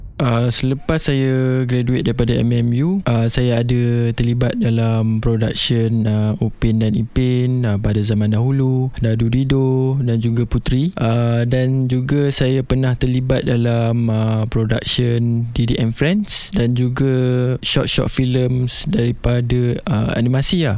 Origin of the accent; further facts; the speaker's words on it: Seremban, Negeri Sembilan, Malaysia; Saya berasal daripada Seremban. Uh, keluarga saya menetap di Seremban.